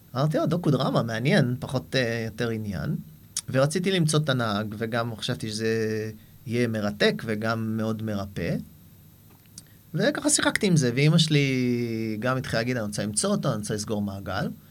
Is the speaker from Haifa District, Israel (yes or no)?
yes; Haifa, Haifa District, Israel; moved away as an adult; also born or lived in New York, United States; גדלתי בחיפה